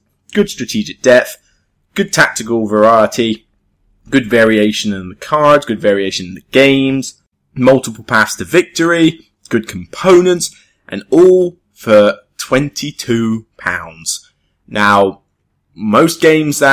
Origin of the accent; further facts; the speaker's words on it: Taunton, South West England, United Kingdom; moved away; I'm going to go back to Taunton, my hometown in Somerset